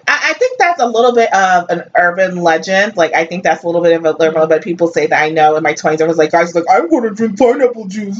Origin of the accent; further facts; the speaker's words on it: Northeast, United States; me growing up in the Northeast, you know, I grew up mostly with Italians and Jews